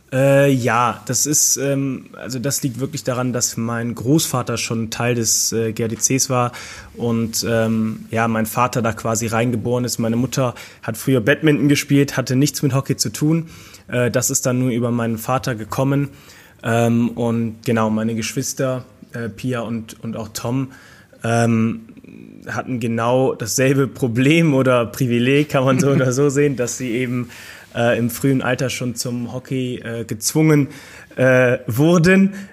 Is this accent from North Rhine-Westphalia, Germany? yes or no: yes; Mönchengladbach, North Rhine-Westphalia, Germany; moved away as an adult; now in Cologne, Germany; gebürtig komme ich aus Mönchengladbach. Ich bin 2013 zum Rot-Weiß gewechselt nach Köln. Lebe seitdem auch hier in Köln